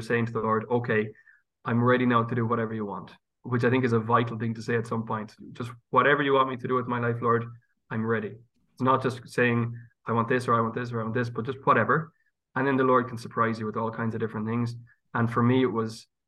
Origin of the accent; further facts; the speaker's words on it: Galway, Connacht, Ireland; moved away as an adult; also born or lived in Cambridge, England; now in Dublin, Ireland; growing up in Galway, people were more or less Catholic